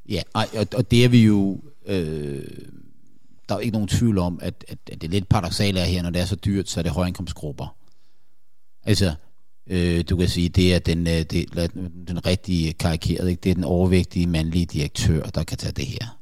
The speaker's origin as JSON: {"language": "Danish", "country": "Denmark"}